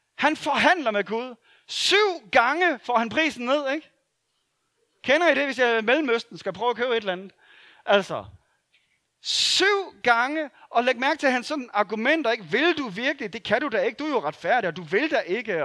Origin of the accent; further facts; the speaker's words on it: Denmark; det er vi gode til som danskere